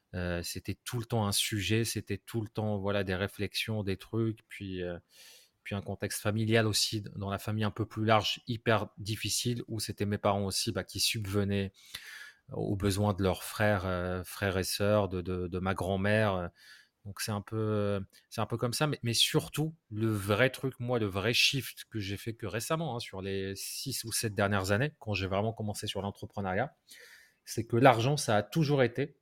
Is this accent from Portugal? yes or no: no; Morocco; now in France; j'ai grandi au Maroc